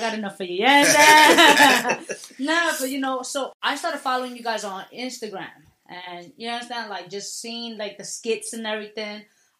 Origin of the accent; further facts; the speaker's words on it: New York City, New York, United States; where I'm from the Bronx.